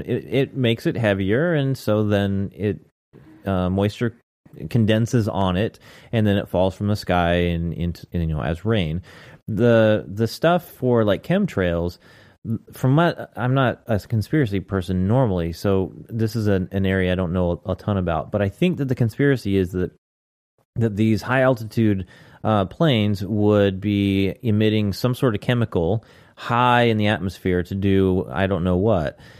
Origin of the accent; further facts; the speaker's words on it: United States; I'm an American